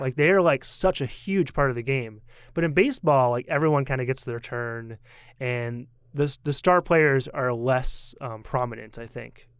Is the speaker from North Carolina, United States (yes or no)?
no; Portland, Maine, United States; I'm from Portland, Maine